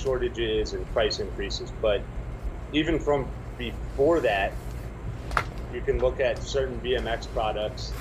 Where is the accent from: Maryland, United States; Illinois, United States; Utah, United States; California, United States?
Maryland, United States; Baltimore; moved away as an adult; also born or lived in Las Vegas / East Coast; I grew up in Baltimore and then moved to Vegas when I was 18